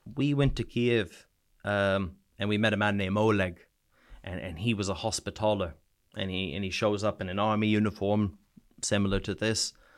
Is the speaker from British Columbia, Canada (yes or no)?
no; New Brunswick, Canada; moved away as an adult; also born or lived in Sweden; now in United Kingdom; province is called New Brunswick